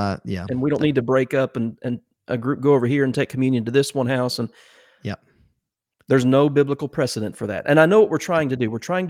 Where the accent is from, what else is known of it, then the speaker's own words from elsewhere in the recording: Ohio, United States; I grew up that way in Ohio.